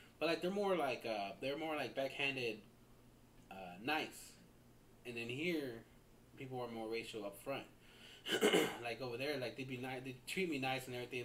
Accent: Iowa, United States; moved away; when I was growing up, I grew up in Iowa

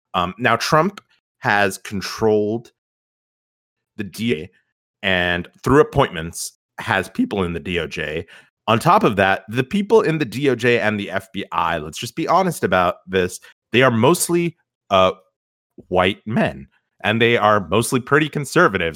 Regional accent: United States; as an American

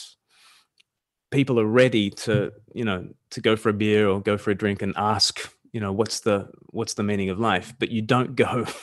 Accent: Australia; I'm from Australia

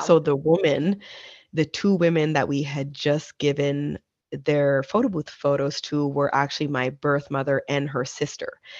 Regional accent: Nova Scotia, Canada; We were born and raised in Nova Scotia, Canada

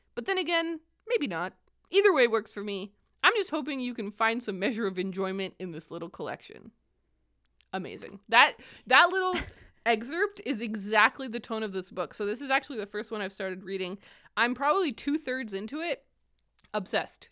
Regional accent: Kingston, Ontario, Canada; moved away; I mainly grew up in Kingston

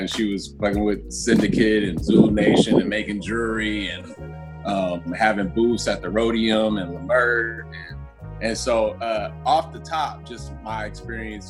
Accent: Los Angeles, California, United States; I grew up in Koreatown

